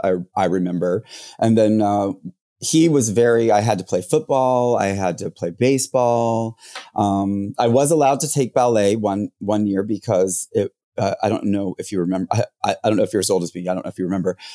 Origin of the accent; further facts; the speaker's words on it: Jacksonville, Florida, United States; also born or lived in Orlando; I'm from Jacksonville. So I grew up in Jacksonville